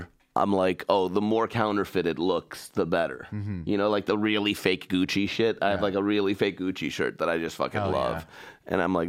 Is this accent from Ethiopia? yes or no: no; Iran; moved away; I'm from Iran